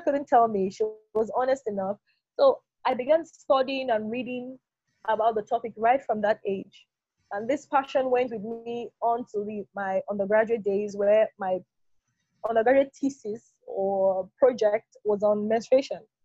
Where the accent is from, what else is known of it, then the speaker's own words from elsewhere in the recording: Delta, Nigeria; I was born here in Delta State, grew up all had all of my education in Delta State